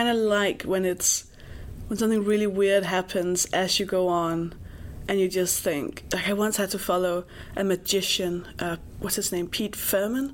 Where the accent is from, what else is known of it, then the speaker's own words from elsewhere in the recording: Denmark; also born or lived in England; I'm Danish